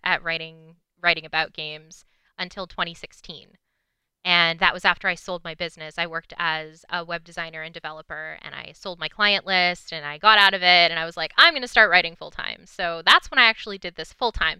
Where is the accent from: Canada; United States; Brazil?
Canada; British Columbia; also born or lived in Vancouver; I grew up in British Columbia